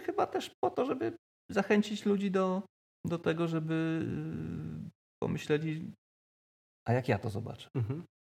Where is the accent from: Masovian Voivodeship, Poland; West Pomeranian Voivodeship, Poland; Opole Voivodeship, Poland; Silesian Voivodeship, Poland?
West Pomeranian Voivodeship, Poland; Koszalin; moved away as an adult; now in Toruń, Poland; urodziłem się w Koszalinie